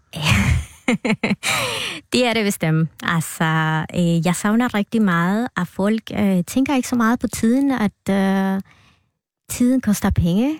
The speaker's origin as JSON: {"language": "Danish", "country": "Guatemala", "tie": "born or raised there", "second_language": "Danish", "moved": "as an adult", "lives_now": "Denmark"}